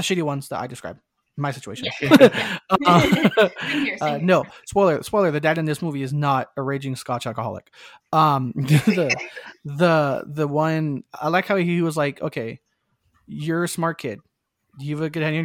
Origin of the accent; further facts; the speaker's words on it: Southern California, United States; I grew up in Southern California